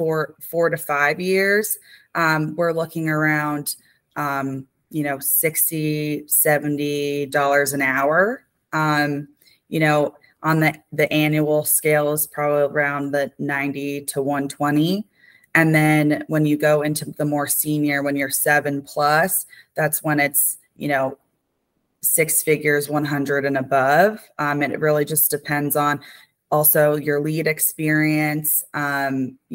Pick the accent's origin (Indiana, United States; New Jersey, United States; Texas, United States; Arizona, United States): New Jersey, United States; I lived 30 minutes from West Point. I'm from New Jersey